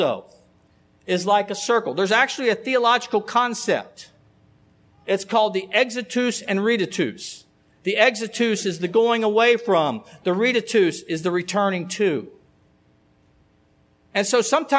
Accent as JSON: {"language": "English", "town": "Alexandria", "region": "Kentucky", "country": "United States", "tie": "born or raised there", "said": "I grew up in Alexandria"}